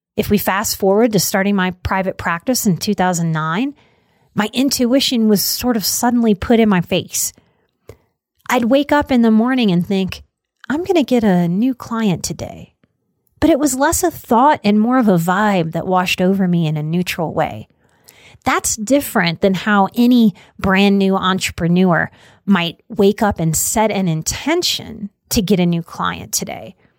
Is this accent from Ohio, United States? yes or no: no; New Orleans, Louisiana, United States; Growing up in New Orleans and in the South